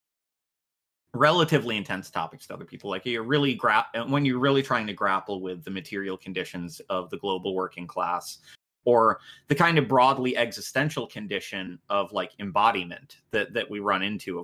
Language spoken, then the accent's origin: English; United States; I'm too American.